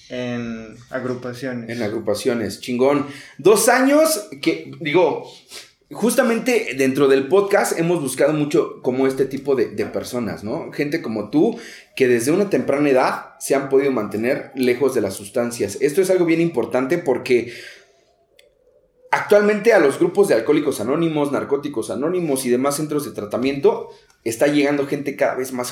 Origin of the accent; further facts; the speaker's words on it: Naucalpan de Juárez, State of Mexico, Mexico; Yo soy orgullosamente de Naucalpan de Juárez.